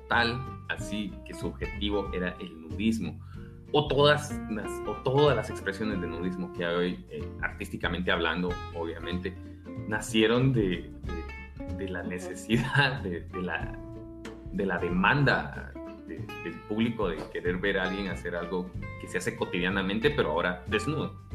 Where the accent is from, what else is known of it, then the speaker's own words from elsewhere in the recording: Guatemala; accent: Guatemalan; este acento raro que tenemos, somos guatemaltecos